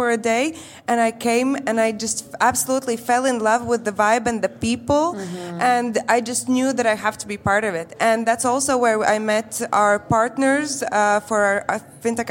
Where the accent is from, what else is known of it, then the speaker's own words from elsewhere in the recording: Riga, Latvia; I'm originally here from Riga, Latvia.